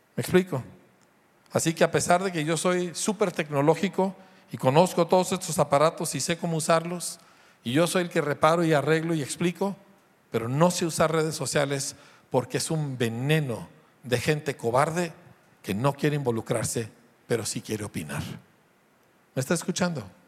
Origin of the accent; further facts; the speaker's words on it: Mexico; como mexicano